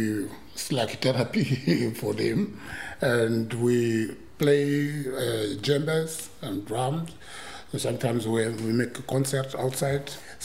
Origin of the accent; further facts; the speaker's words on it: Mozambique; English is a second language; now in Germany; I'm from Mozambique. I'm here in Germany since 1986.